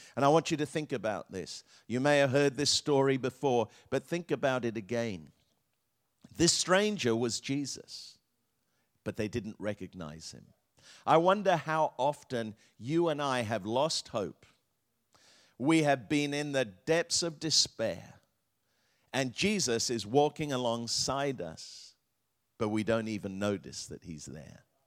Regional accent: England, United Kingdom; I grew up in England

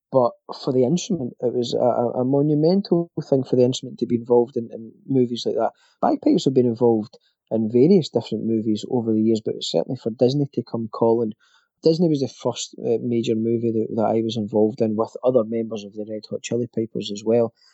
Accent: Scotland, United Kingdom; guys like myself being Scottish

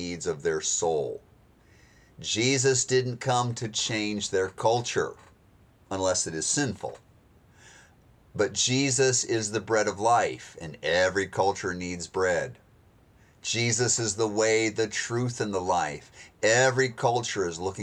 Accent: United States; accent: American; my American accent

